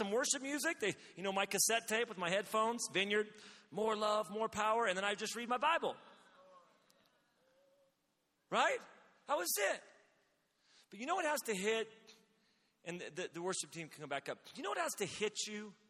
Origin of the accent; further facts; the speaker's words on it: Redding, California, United States; my city, my hometown, Reading